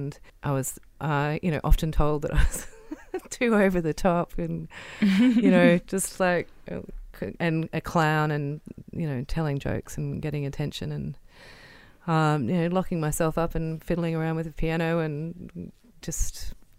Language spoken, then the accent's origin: English; Wiradjuri country, New South Wales, Australia; I was born on Wiradjuri country. My mum and dad were come from grazier families that met at uni at the University of New England. And yeah, I'm the oldest of four